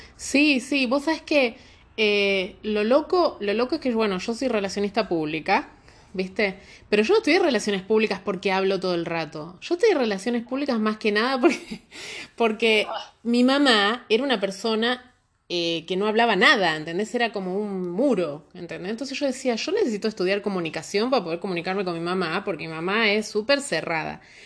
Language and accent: Spanish; Argentina; now in Santiago, Chile; nosotros los argentinos